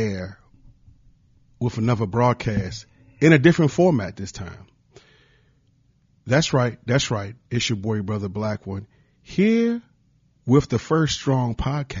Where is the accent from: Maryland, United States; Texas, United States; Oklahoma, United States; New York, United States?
Maryland, United States; Prince George's County; also born or lived in Washington, D.C. / Columbia, South Carolina; I was born in Washington, D.C. and raised in the Washington, D.C. area all my life. Moved to the suburbs at the age of two to Prince George's County, Maryland